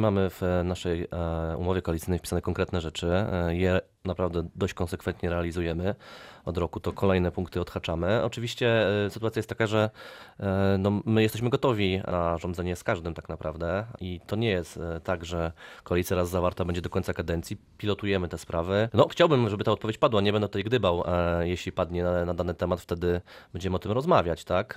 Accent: Bielawa, Lower Silesian Voivodeship, Poland; ja jestem z Bielawy

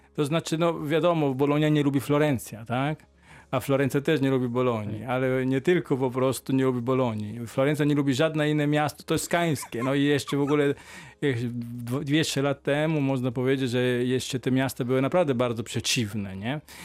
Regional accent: Emilia-Romagna, Italy; Polish is a second language; moved away as an adult; now in Poland; Ja jestem po prostu z regionu Emilia-Romagna, stolica jest Bologna

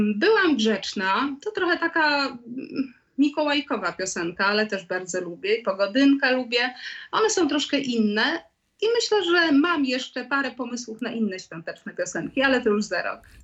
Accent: Lublin, Lublin Voivodeship, Poland; moved away as an adult; now in Kraków, Poland; Urodziłam się w Lublinie. Mm, tam skończyłam szkoły, tam skończyłam szkołę muzyczną, tam skończyłam y, polonistykę

